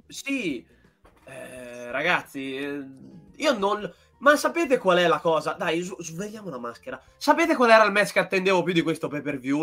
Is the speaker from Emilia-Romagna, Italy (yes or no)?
yes; Emilia-Romagna, Italy; io da buon romagnolo